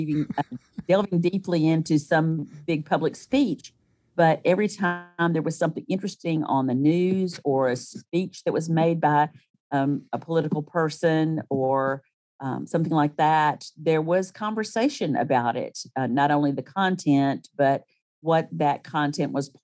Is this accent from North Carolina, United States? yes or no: no; Starkville, Mississippi, United States; also born or lived in Ann Arbor, Michigan / Tuscaloosa, Alabama; So I started school in Starkville